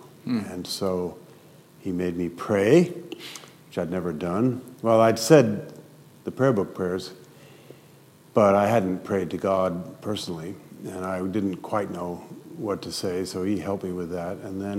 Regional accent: Paris, Île-de-France, France; also born or lived in United States / Switzerland; now in Philadelphia, United States; I grew up in Paris, spent some of my schooling in the States. My parents moved to Switzerland, and so that was home for a while.

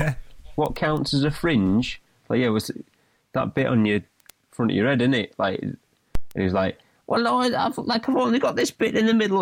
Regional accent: Stockton-on-Tees, North East England, United Kingdom; we're from Teesside, yep. we're from the northeast of England, Stockton-upon-Tees.

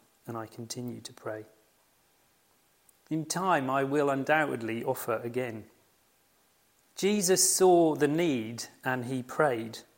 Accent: United Kingdom; we are very British

